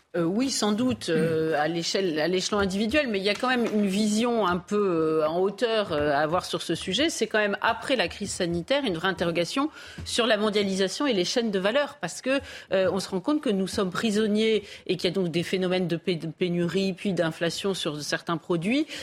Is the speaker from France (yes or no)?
yes; Paris, Île-de-France, France; j'ai vécu enfant à Paris